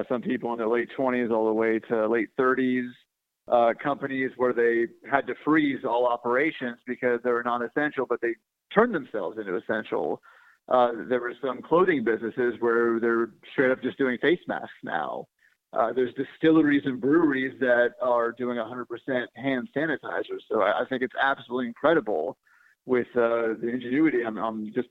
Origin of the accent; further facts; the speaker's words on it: Silicon Valley, California, United States; moved away; I'm from Silicon Valley originally